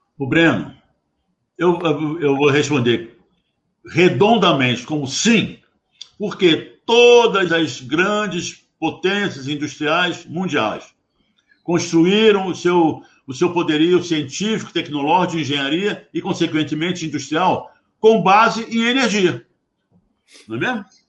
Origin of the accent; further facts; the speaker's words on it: Brazil; eu, como empregado da Petrobras, como brasileiro, tenho um orgulho enorme